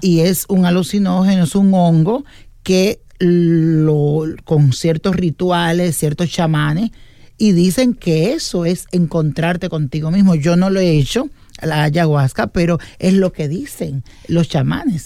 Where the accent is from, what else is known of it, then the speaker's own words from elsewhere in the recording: Dominican Republic; yo soy de República Dominicana